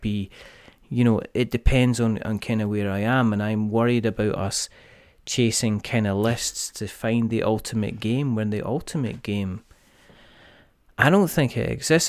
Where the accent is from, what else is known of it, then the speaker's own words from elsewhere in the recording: Scotland, United Kingdom; I'm Scottish